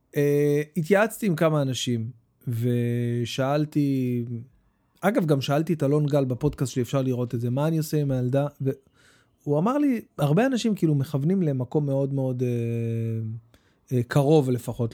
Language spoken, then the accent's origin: Hebrew; Bat Yam, Tel Aviv District, Israel; also born or lived in Jerusalem; עזבנו את ירושלים, עברנו לבת ים, הייתי בן שבע